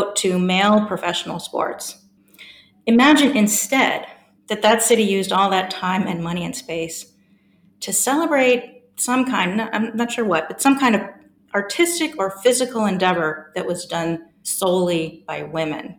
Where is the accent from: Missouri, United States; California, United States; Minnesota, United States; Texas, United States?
California, United States; San Francisco; moved away as an adult; also born or lived in Melbourne, Australia; now in Durham, United Kingdom; I'm an American by birth, and I grew up in the fabulous city of San Francisco